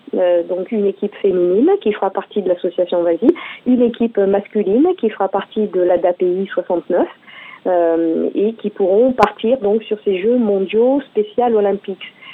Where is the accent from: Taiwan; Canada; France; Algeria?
France; chez nous, en France